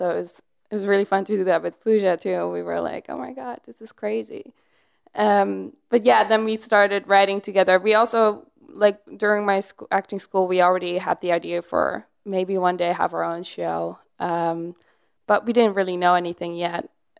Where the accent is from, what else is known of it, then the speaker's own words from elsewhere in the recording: Netherlands; I was growing up in the Netherlands and I did a lot of theater, like dance related things.